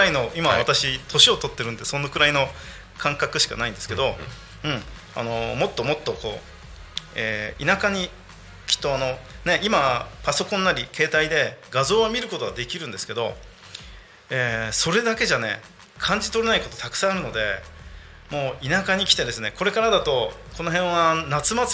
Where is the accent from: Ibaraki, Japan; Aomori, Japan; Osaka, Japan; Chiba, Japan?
Chiba, Japan; Sakura; 僕もずっと千葉です